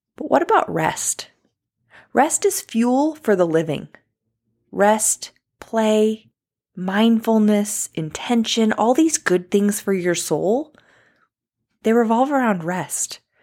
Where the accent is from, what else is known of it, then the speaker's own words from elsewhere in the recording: New York, United States; I'm from New York